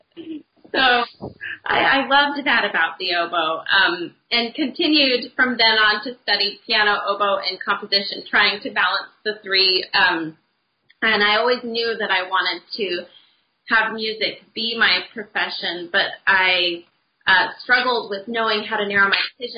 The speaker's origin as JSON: {"language": "English", "region": "Utah", "country": "United States", "tie": "born or raised there", "said": "where I grew up in Utah"}